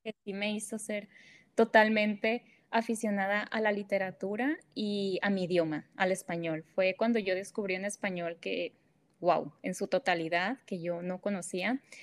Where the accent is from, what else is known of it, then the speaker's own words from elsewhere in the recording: northern Mexico, Mexico; first language Spanish; soy del, del, norte de México, ¿no? Tenemos nuestro propio lenguaje